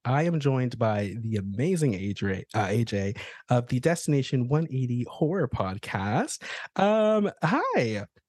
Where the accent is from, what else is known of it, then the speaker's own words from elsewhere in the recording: the South, United States; I grew up, you know, in the middle of nowhere, like, with a whole bunch of cowboys. Like, I am from the Bible Belt. I'm from the South